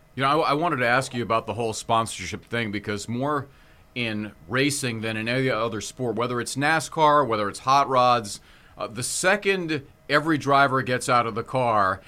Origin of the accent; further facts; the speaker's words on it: Hawaii, United States; I'm from Hawaii